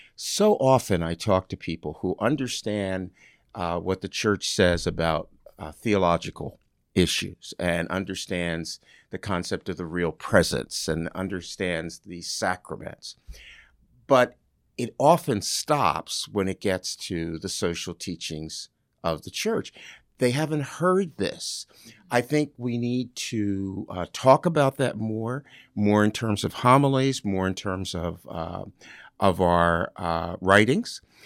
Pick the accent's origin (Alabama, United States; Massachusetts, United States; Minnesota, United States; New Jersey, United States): New Jersey, United States; now in Ohio, United States; I grew up in New Jersey